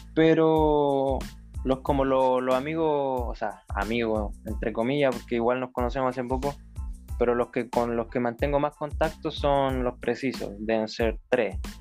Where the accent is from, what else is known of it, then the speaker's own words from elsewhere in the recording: Chile; now in United States; en la misma casa mía, pues allá en Chile